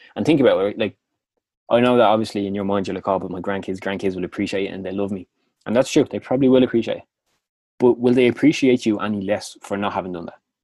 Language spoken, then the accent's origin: English; Dublin, Leinster, Ireland; accent: Clondalkin; my annoying Clondalkin accent